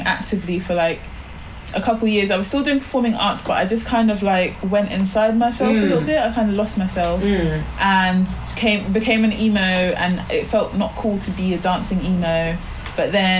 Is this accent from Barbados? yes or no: yes; Barbados; moved away; I grew up in the Caribbean, I grew up in Barbados